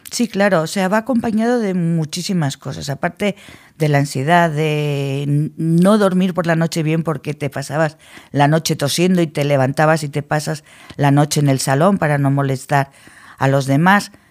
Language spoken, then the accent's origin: Spanish; Logroño, La Rioja, Spain; somos de Logroño